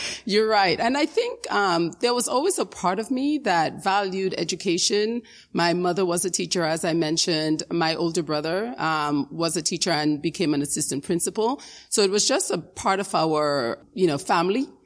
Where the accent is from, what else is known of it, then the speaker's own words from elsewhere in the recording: New York City, New York, United States; also born or lived in Dominica; I immigrated from Dominica in the Caribbean, um, when I was around nine years old. And I lived in the Bronx, in the South Bronx, um, for many years. Um, that's where I grew up